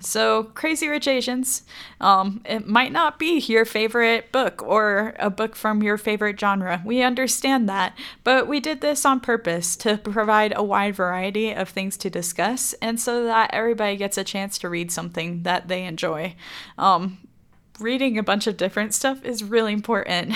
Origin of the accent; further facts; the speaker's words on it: DeBary, Florida, United States; also born or lived in Macclenny, Florida; now in Idaho Falls, United States; I'm originally from DeBerry, Florida, which is near Orlando